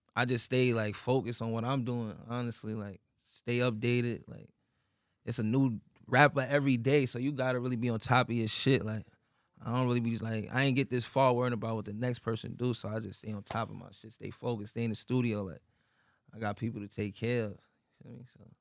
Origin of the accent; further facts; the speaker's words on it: New York City, New York, United States; My childhood was like, shit was some little Queen shit, really. Cause I'm from Queens